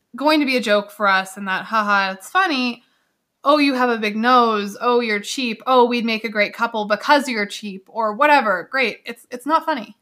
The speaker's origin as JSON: {"language": "English", "country": "Canada", "said": "I'm Canadian, and of course I'm proud to be Canadian"}